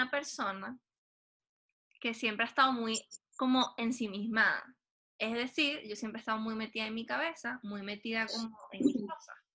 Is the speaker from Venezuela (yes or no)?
yes; Venezuela; moved away as an adult; now in Chile; soy, Tauro y nací en Venezuela.